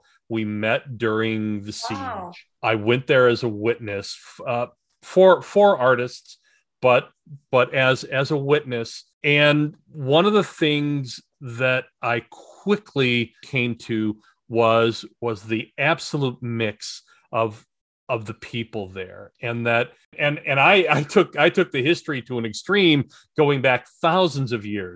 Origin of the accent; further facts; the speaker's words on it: United States; I was an American